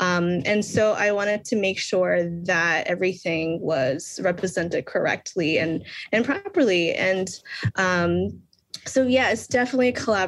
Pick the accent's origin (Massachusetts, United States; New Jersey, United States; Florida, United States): Massachusetts, United States; Boston; now in Lowell, United States; I am born and raised in Boston, Massachusetts. So I grew up in the Boston public school systems. And currently I reside in Lowell, Massachusetts. So it's a big Cambodian community.